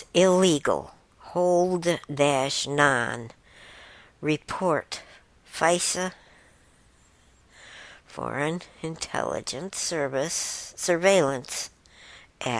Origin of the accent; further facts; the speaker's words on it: Michigan, United States; I'm from Michigan